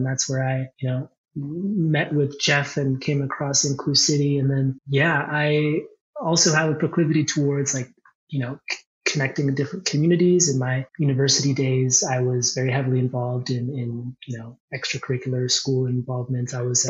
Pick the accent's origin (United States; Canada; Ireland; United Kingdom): Canada; Quebec; born there; also born or lived in Ontario / Alberta; I'm an Easterner as well. I was born in Quebec and spent some years in Ontario and then many more years in Alberta.